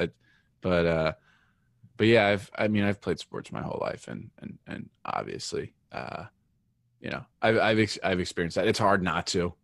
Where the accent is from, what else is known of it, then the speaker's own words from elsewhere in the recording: northeastern Pennsylvania, United States; I grew up in, uh, northeastern Pennsylvania